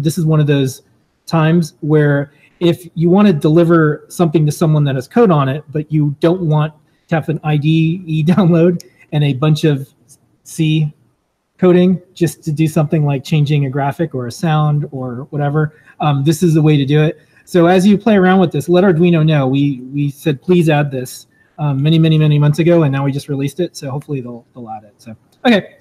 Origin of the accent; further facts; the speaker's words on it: Florida, United States; I grew up in Florida